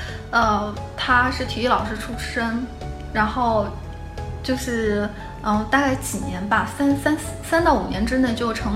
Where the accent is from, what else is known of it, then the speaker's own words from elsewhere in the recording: Beijing, China; 后来我发现我是北京的，然后我站在北京的队列